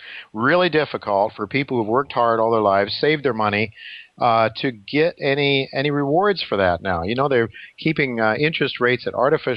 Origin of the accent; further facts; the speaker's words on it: Ohio, United States; now in New York City, United States; I grew up in Ohio